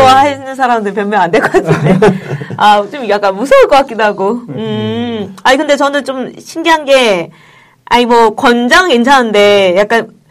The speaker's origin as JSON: {"language": "Korean", "region": "Gyeongsang", "country": "South Korea", "accent": "Gyeongsang style", "said": "네, 경상도 스타일이다 보니까"}